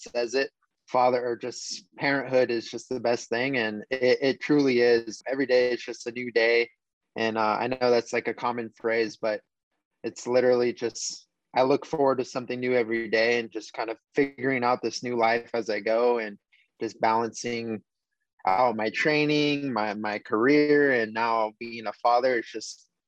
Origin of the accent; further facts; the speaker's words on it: Hawaii, United States; I grew up in Hawaii as a skater and a surfer